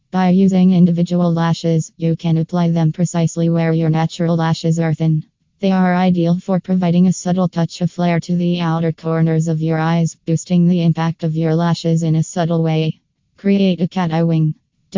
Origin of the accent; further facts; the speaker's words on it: California, United States; from California and USA.